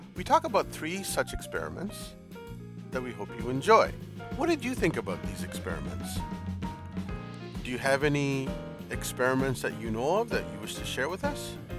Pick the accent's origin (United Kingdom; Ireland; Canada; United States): Canada; It's one of the beauties about being Canadian